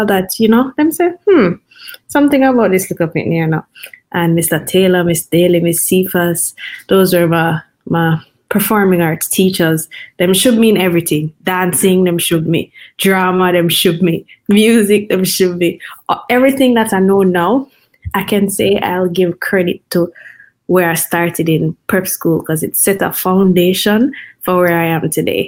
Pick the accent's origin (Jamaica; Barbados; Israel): Jamaica; Kingston; I grew up in Kingston.